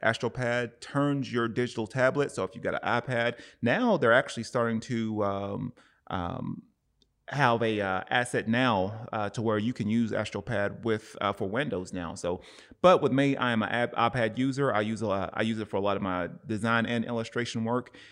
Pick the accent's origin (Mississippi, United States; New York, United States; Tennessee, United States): Tennessee, United States; Cleveland; now in Oceanside, United States; my hometown, Cleveland, Tennessee